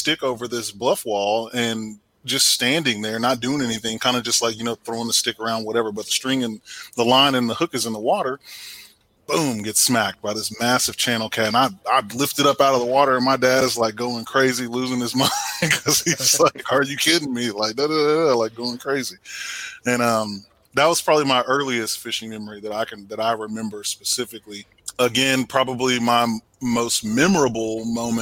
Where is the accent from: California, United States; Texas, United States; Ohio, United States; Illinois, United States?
Texas, United States; Temple; I'm from Temple, Texas originally. So, you know, grew up fishing the Leon River and, you know, Belton Lake